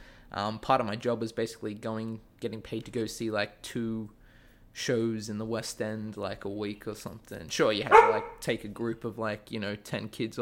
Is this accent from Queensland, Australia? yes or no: no; Sydney, New South Wales, Australia; moved away as an adult; now in United States; I'm from Australia. I'm from Sydney. I grew up there, went to college there, and then as soon as I finished college, was kind of like, all right, let's go somewhere.